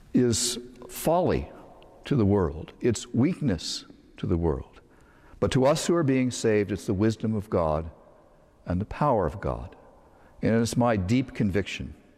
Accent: Northern Virginia, United States; When I was a child, I grew up in Northern Virginia.

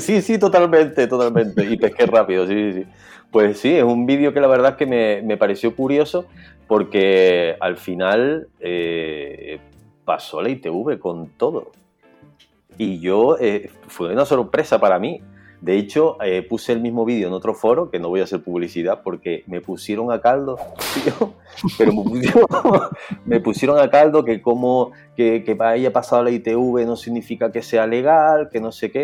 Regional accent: Santa Cruz de Tenerife, Canary Islands, Spain; Ahora mismo estoy en Santa Cruz de Tenerife, mi ciudad natal

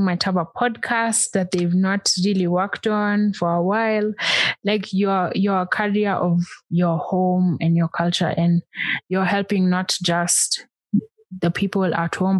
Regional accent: Kenya; as a Kenyan

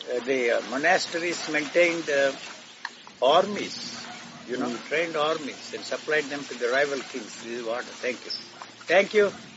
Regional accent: Gudivada, Andhra Pradesh, India; The place where I grew up in Andhra is called Gudiwada

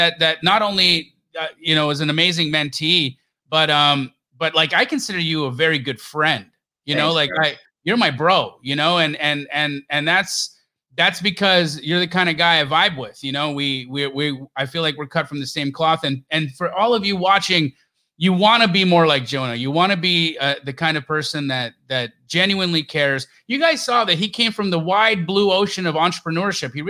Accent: Canada; moved away; also born or lived in Los Angeles, California, United States / Arizona, United States; I was born in LA and you know, so even though I grew up in Canada

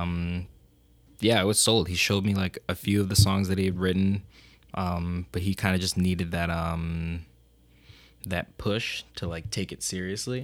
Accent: Rochester, New York, United States; I'm originally from Rochester

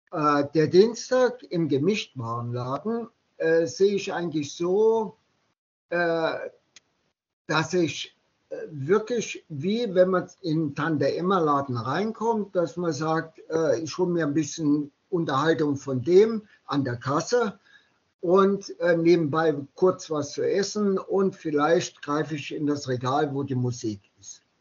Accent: Saarland, Germany; born there; Äh, genau so, ja. Genau fünf Kilometer von meinem äh, Geburtsort entfernt.

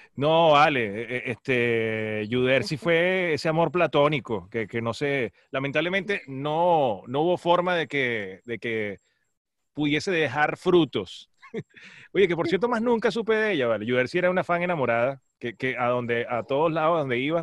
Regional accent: Maracay, Aragua, Venezuela; moved away as an adult; also born or lived in San Juan de los Morros, Guárico; yo nací, crecí, estudié en Maracay

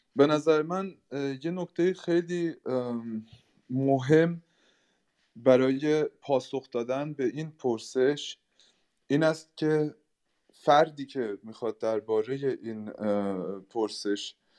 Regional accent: Germany; من به شخصه در آلمان به دنیا آمدم و در آلمان بزرگ شدم

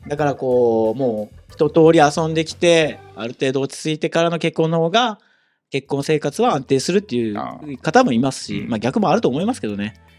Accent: Fukuoka, Japan; 私も生まれも育ちも福岡でずっと福岡なんですけど

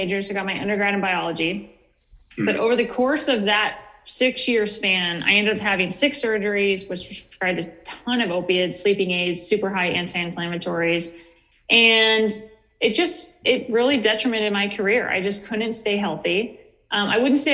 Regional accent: Northern California, United States; moved away as an adult; also born or lived in Portland; I grew up in Northern California, very rural, very conservative area

